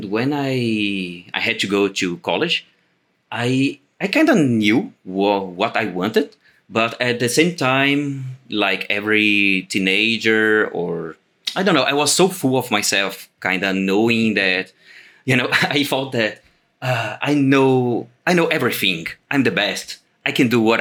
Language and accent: English; Brazil; I am an illustrator from Brazil